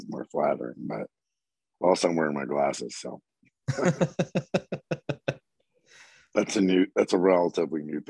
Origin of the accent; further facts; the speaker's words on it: Southern Maryland, United States; I'm from Southern Maryland